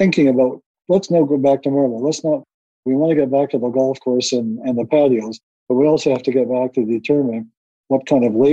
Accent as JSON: {"language": "English", "town": "Winnipeg", "region": "Manitoba", "country": "Canada", "tie": "born or raised there", "said": "growing up in North Winnipeg"}